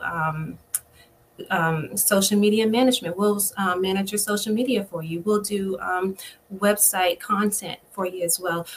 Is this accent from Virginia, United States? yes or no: yes; Spotsylvania County, Virginia, United States; I grew up in Spotsylvania County on a on a farm